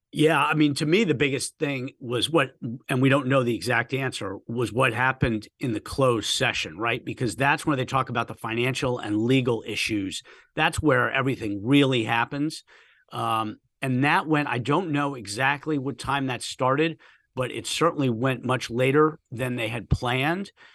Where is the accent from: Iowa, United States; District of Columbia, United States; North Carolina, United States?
District of Columbia, United States; Washington; moved away; I grew up Washington, D C area